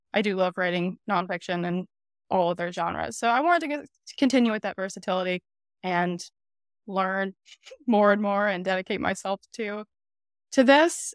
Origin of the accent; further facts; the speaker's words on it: Wolcott, Connecticut, United States; I am from Connecticut. I was born in Connecticut. grew up in Connecticut